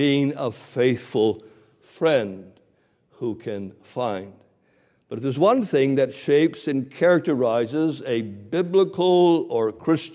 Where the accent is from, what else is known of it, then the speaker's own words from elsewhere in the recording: Canada; now in Canton, United States; I used to kind of brag that I'm a Canadian, but a couple of months ago, I became an American